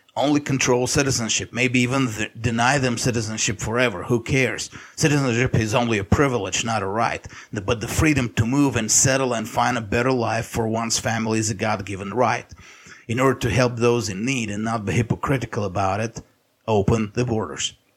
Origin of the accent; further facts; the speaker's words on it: United States; us as American Christians